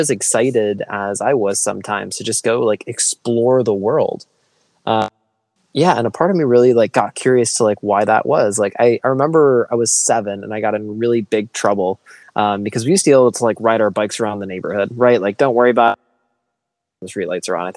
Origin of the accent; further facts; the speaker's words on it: Michigan, United States; I grew up in Michigan. I grew up in the country